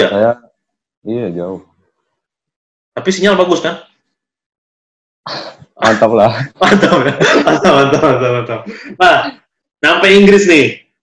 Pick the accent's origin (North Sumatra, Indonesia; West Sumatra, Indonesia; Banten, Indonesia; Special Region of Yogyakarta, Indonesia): North Sumatra, Indonesia; Medan; kalau bahasa bahasa sebagai anak Medan nih Bahasa sulit